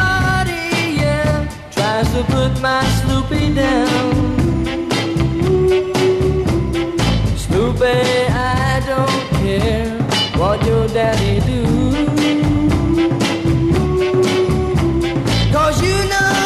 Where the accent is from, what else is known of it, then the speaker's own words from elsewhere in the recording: Santa Cruz, California, United States; my hometown of Santa Cruz